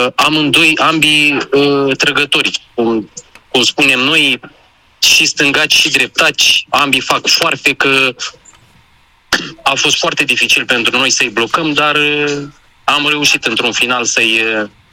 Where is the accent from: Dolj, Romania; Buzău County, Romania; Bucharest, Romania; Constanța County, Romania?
Dolj, Romania; Craiova; eu sunt din Craiova, de fapt amândoi suntem din Craiova